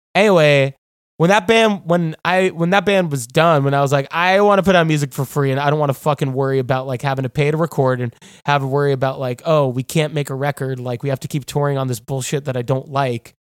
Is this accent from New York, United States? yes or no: yes; New York, United States; moved away as an adult; also born or lived in Athens, Georgia; now in Los Angeles, United States; I'm from New York, you know? Like, I, I've lived in New York for basically forever